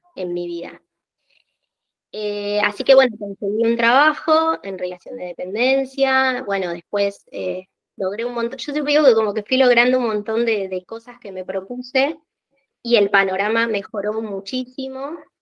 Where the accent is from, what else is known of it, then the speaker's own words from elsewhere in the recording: Argentina; soy argentina, vivo en Buenos Aires